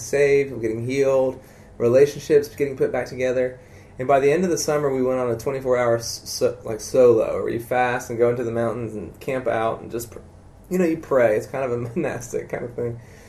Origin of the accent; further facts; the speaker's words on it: South Carolina, United States; South Carolina, yeah.